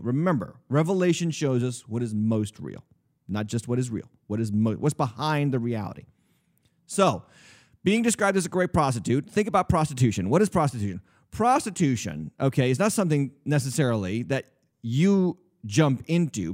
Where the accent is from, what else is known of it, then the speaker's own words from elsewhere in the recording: New England, United States; I was raised in the New England area.